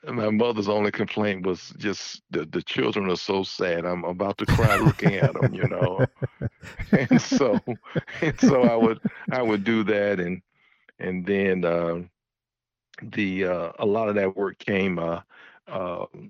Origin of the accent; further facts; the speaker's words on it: Birmingham, Alabama, United States; growing up in Birmingham, Alabama